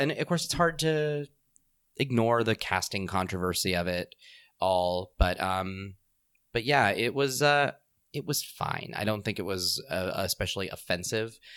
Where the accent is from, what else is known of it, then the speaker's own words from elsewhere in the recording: Southern California, United States; I am Southern Californian